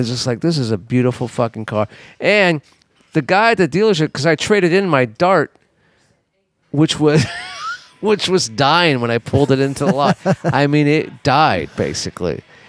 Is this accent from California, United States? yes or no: yes; Los Angeles, California, United States; growing up in Los Angeles